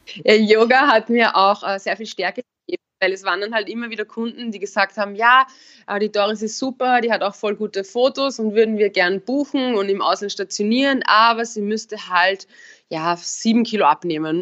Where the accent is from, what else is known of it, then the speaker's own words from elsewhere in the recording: Upper Austria, Austria; moved away; also born or lived in Vienna; ich komme ja aus Oberösterreich, eher vom Land